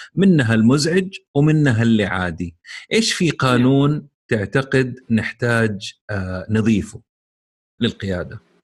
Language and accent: Arabic; Saudi Arabia; عندنا في السعوديه